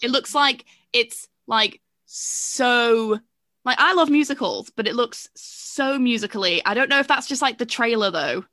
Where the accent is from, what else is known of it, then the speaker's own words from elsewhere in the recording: England, United Kingdom; I do feel like I am English